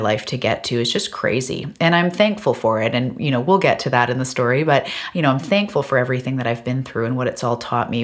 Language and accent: English; Vancouver Island, British Columbia, Canada; I am from Vancouver Island off the west coast of Canada.